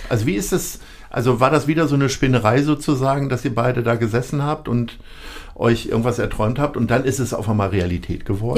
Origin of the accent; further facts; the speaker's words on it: Lower Saxony, Germany; ich komme aus Niedersachsen